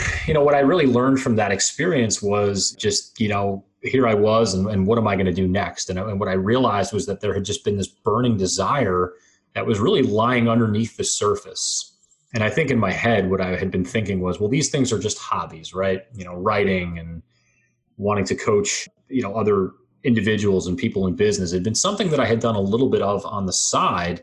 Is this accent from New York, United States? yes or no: yes; Long Island, just outside New York City, United States; moved away as an adult; now in Atlanta, United States; I grew up just outside of New York City on Long Island